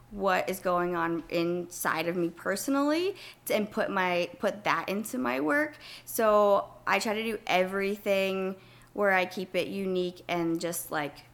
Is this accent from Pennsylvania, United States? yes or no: yes; Pennsylvania, United States; Pennsylvania. Pennsylvania. Born and raised.